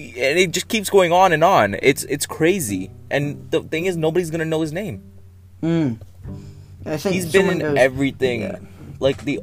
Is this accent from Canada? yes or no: yes; Canada; I'm Canadian.